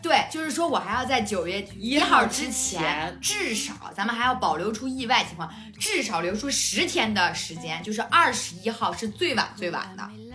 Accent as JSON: {"language": "Chinese", "region": "Hebei", "country": "China", "tie": "born or raised there", "moved": "yes", "said": "回了一趟我的老家，回了一趟河北"}